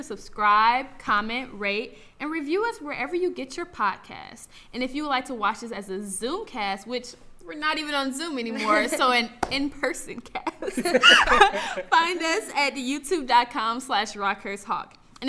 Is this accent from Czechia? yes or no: no; St. Louis, Missouri, United States; I'm from St. Louis, Missouri.